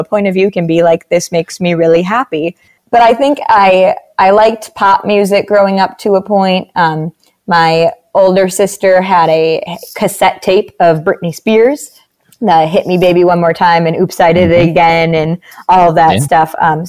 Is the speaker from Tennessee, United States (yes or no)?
no; Hudsonville, Michigan, United States; For anyone who's not like from the area, it's very much so a Midwest kind of bubble.